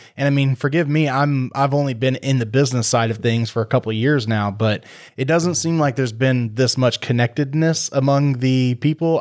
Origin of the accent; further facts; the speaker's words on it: Waller, Texas, United States; now in Tomball, United States; I grew up in Waller